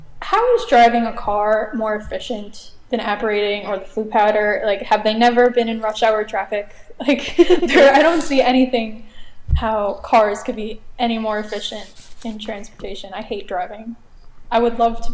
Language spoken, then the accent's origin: English; New Jersey, United States; I'm from New Jersey